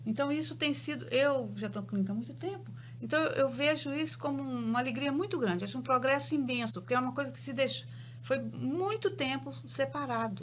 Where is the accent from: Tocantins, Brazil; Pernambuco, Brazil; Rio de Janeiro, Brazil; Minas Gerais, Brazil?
Minas Gerais, Brazil; Belo Horizonte; eu sou de Belo Horizonte, tenho uma clínica em Belo Horizonte